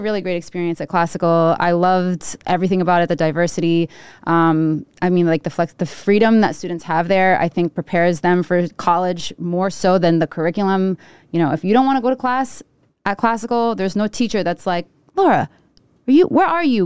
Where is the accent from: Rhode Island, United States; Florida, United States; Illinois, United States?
Rhode Island, United States; Providence; I was born in Providence. Uh, I grew up on Charles Street, right off of Charles Street